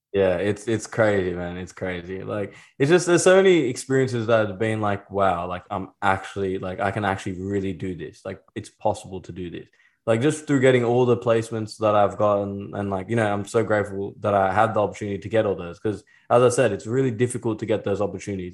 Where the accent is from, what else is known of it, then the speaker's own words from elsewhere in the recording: Sydney, New South Wales, Australia; I'm from Australia.